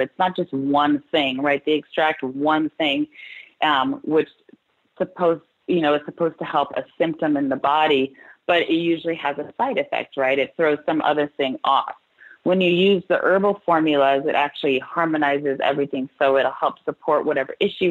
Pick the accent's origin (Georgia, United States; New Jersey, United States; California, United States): California, United States; I'm from California